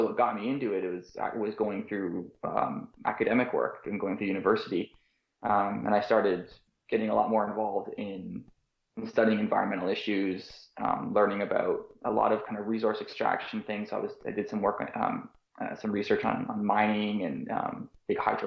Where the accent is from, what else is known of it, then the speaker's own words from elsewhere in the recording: outside Toronto, Ontario, Canada; now in St. John's, Canada; I grew up in outside Toronto.